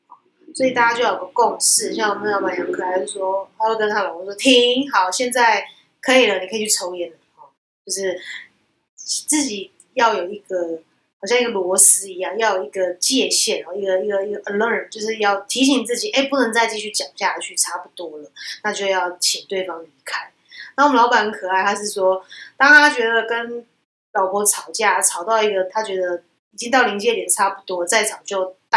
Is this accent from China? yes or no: no; Taiwan; 我会观察到我们亚洲人，特别是我们台湾人啊，有时候或华人。